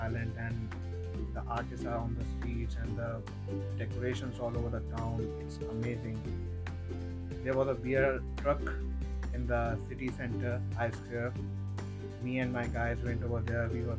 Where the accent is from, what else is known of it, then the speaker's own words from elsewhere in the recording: Delhi, India; moved away as an adult; now in Galway, Ireland; I'm from Delhi.